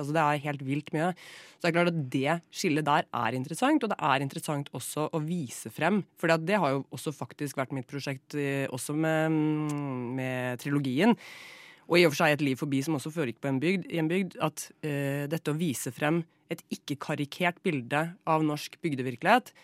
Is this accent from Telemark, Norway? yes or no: yes; Flatdal, Telemark, Norway; moved away; jeg er fra Telemark selv. Eh, fra en liten bygd som heter Flatdal